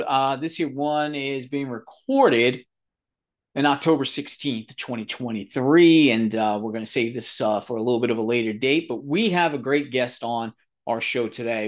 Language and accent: English; New York City, New York, United States; also born or lived in Southern Pennsylvania; now in Pennsylvania, United States; I'm from the New York area, Bronx, New York, the real Bronx, real pizza